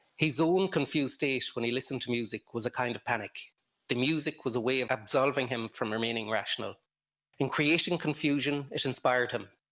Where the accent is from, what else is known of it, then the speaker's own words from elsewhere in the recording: Ireland; moved away as an adult; now in Romania; as an Irish person